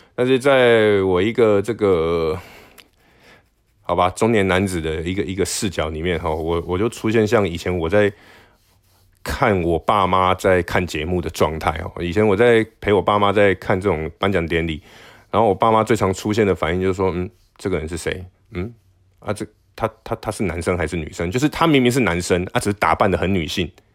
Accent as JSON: {"language": "Chinese", "country": "Taiwan", "said": "我不是中国人， 我是台湾人"}